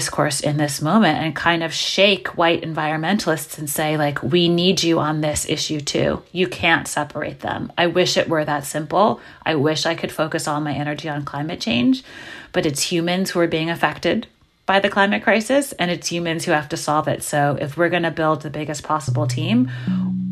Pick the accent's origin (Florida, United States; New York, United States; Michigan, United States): New York, United States; New York City; I'm from New York City and I grew up in Brooklyn in the 80s